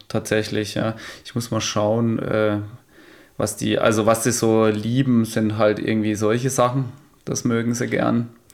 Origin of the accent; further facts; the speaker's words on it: Emmendingen, Baden-Württemberg, Germany; die Burg bei uns in Emmendinge, die Hochburg